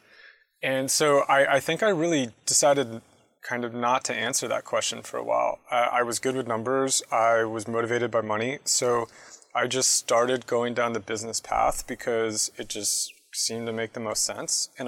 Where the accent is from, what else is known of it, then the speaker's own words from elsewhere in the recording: San Jose, California, United States; moved away as an adult; also born or lived in San Diego; San Jose, actually, originally. So I grew up in the Bay Area. I moved down to San Diego for college later.